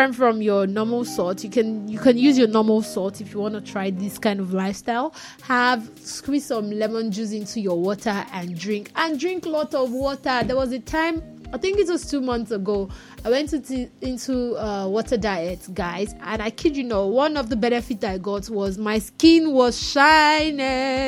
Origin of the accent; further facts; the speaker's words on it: Nigeria; I'm a Nigerian.